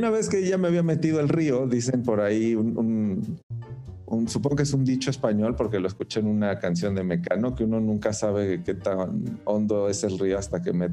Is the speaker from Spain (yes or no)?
no; Arandas, Jalisco, Mexico; compartir la región de los Altos de Jalisco, que es de donde soy yo. Yo soy de Arandas, Jalisco.